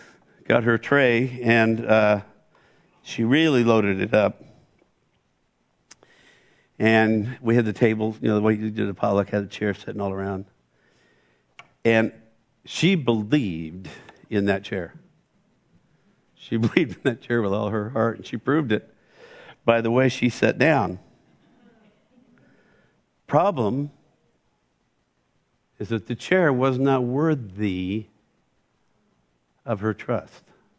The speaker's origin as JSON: {"language": "English", "region": "West Coast", "country": "United States", "said": "I didn't know anybody at Moody. I came from the West Coast."}